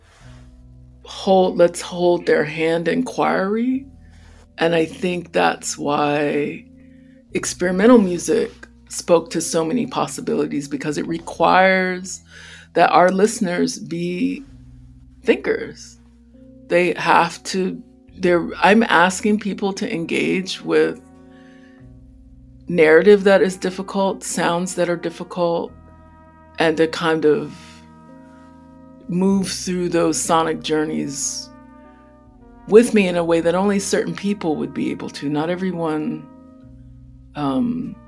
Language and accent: English; United States; as a Black child growing up in America